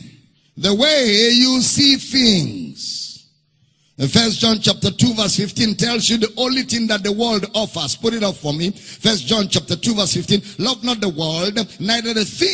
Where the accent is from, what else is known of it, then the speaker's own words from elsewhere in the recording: Nigeria; During election, I will go as a Nigerian to vote